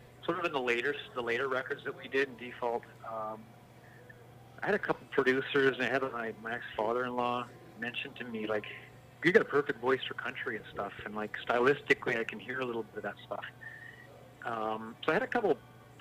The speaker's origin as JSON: {"language": "English", "town": "Langley", "region": "British Columbia", "country": "Canada", "tie": "born or raised there", "said": "I grew up in Walnut Grove. So it's like North Langley, just off of Highway 1 as you pass through to Vancouver"}